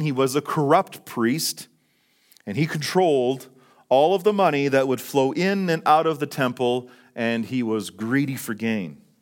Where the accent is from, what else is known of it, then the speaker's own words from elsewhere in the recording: Fort St. John, British Columbia, Canada; now in Calgary, Canada; Fort Saint John, my, my hometown